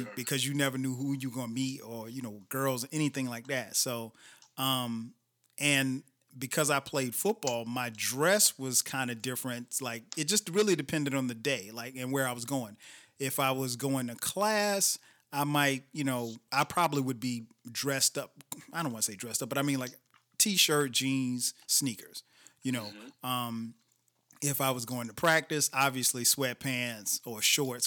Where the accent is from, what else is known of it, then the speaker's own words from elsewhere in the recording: Florence, South Carolina, United States; we grew up in the same hometown, right? In Florence, South Carolina